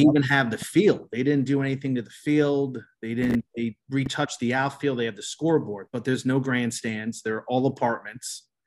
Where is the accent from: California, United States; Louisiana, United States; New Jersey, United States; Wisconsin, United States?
New Jersey, United States; Colonia; moved away; I grew up in Colonia